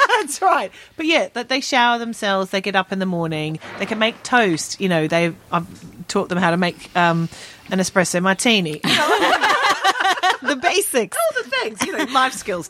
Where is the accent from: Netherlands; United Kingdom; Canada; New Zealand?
United Kingdom; London; I'm from Southeast London